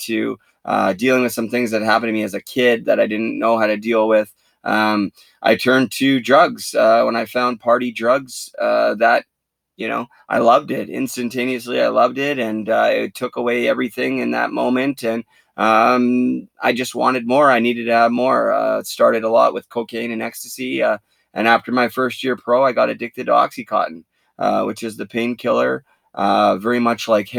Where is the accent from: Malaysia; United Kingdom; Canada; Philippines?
Canada; Port Coquitlam, British Columbia; I'm from Port Coquitlam, British Columbia, which is about 40 minutes from Vancouver. Grew up there, played my minor hockey there